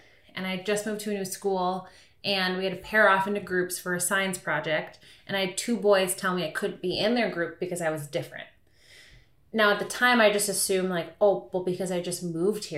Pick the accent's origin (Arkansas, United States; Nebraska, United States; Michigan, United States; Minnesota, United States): Minnesota, United States; Stillwater; I grew up in Stillwater, Minnesota